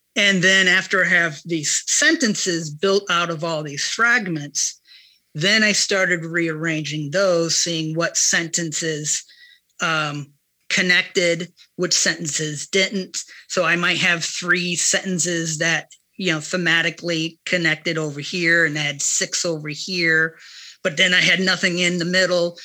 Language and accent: English; Ohio, United States; moved away; my time growing up in Ohio